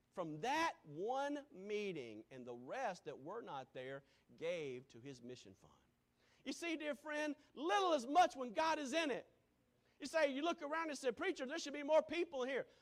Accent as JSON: {"language": "English", "town": "Greenville", "region": "South Carolina", "country": "United States", "tie": "born or raised there", "moved": "yes", "said": "Growing up in Greenville, South Carolina, where there was Baptist churches or Methodist church on just about every corner"}